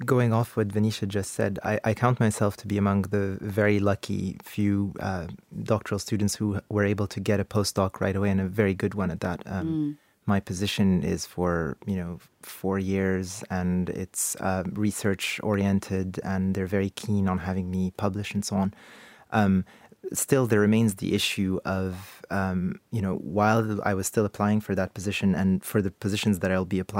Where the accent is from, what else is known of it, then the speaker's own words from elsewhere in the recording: Canada; now in United Kingdom; I'm a Canadian citizen working in the UK, and my stay in the UK is kind of conditional on a job that I could get here, right?